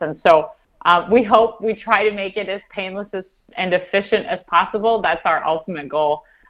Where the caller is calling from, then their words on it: central Iowa, United States; I'm actually calling you from our farm in central Iowa. We live in Marshall County.